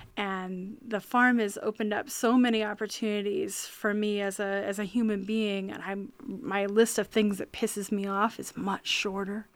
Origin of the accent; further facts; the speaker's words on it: rural central Maine, United States; I grew up on a farm in rural central Maine, up on top of a hill